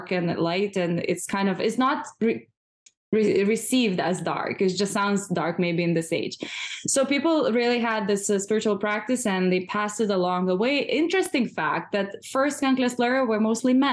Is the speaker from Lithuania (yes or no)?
yes; eastern Lithuania, Lithuania; moved away as an adult; now in New York City, United States; my hometown is a small town in eastern part of Lithuania in a national park.